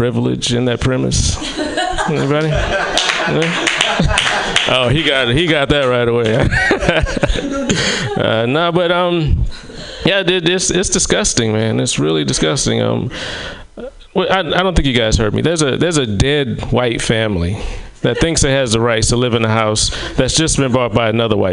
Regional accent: the South, United States; I am from the South

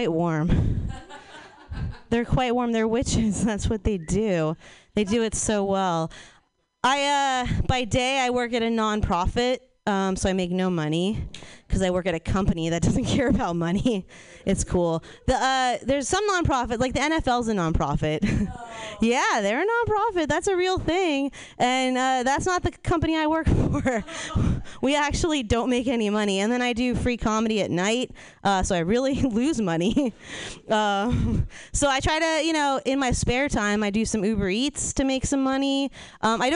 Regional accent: Los Angeles, California, United States; now in New Orleans, United States; I'm from New Orleans. Well, I live in New Orleans. I'm actually originally from Los Angeles.

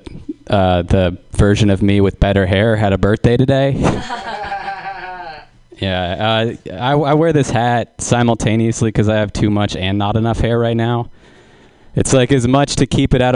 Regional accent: San Luis Obispo, California, United States; I live in San Luis Obispo

